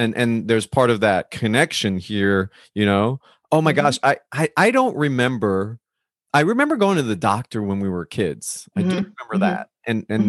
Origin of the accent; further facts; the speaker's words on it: New Jersey, United States; where I grew up in New Jersey, there were Cubans that dominated the area that I grew up in, but there were Cubans, Puerto Ricans, Dominicans, Colombians.